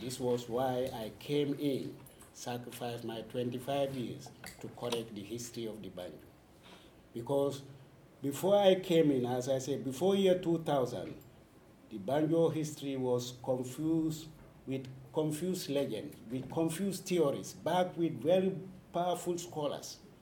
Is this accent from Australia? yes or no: no; Senegambian region, Gambia; English is a second language; also born or lived in Sweden; I was born in the Senegambian region, school in the Senegambian region, both informal and formal education